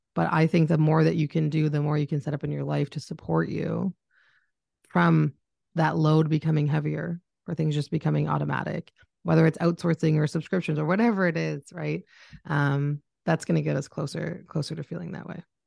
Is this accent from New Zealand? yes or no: no; Canada; I'm Canadian, if anyone's picked it up in my voice